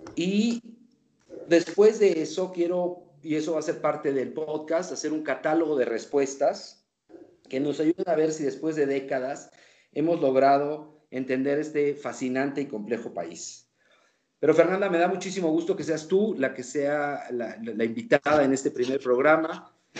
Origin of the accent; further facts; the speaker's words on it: Mexico; somos como somos los mexicanos